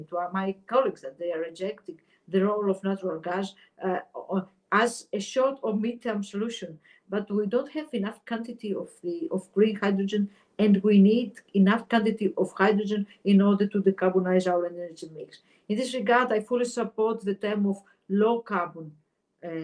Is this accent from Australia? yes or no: no; Greece; my home country, Greece